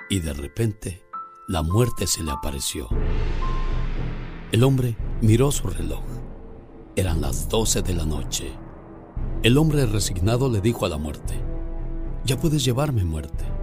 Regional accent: Morelia, Michoacán, Mexico; moved away; Un día salí de Morelia, Michoacán, pero Morelia, Michoacán nunca salió de mí.

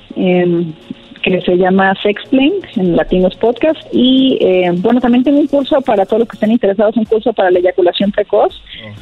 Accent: Torreón, Coahuila, Mexico; now in Mexico City, Mexico; soy de Torreón, pero ya estoy acá en Ciudad de México viviendo

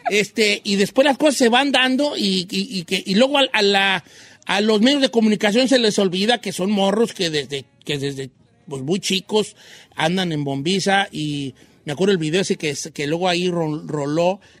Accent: Tijuana, Baja California, Mexico; Sí, yo, soy, sí soy de Tijuana.

